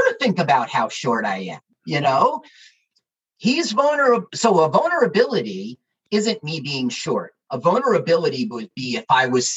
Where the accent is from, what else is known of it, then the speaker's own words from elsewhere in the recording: Little Ferry, New Jersey, United States; I am a Jersey comedian who is not gay, but I am from Little Ferry.